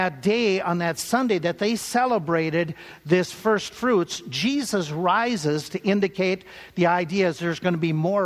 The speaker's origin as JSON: {"language": "English", "region": "Minnesota", "country": "United States", "tie": "born or raised there", "said": "growing up in Minnesota"}